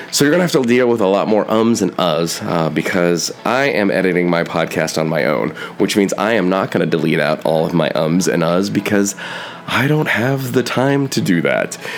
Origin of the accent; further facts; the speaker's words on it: United States